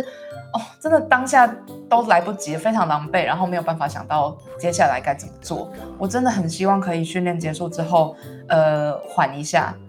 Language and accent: Chinese; Taiwan; moved away as an adult; also born or lived in London, United Kingdom; 我想要回到台湾可以跟我的，嗯，家人或者是我的家乡，就是重新，重新用艺术治疗师的这个身份建立某种关系